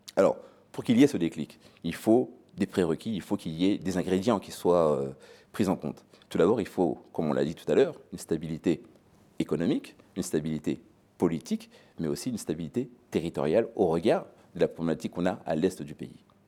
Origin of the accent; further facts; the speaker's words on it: DR Congo; moved away; mon pays d'origine